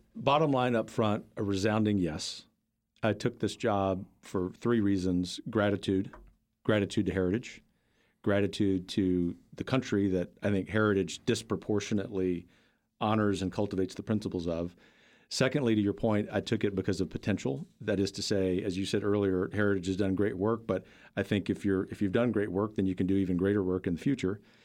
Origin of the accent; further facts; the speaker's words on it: South Louisiana, United States; moved away; I grew up in a mostly working class family in South Louisiana, the heart of Cajun country